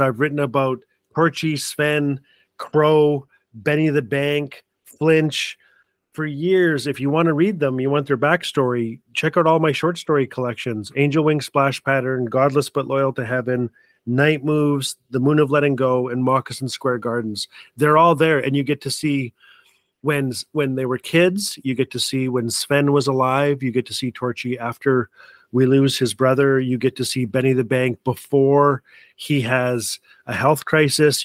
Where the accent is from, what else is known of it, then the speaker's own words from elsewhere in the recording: Fort Smith, Northwest Territories, Canada; Fort Smith, Northwest Territory is my hometown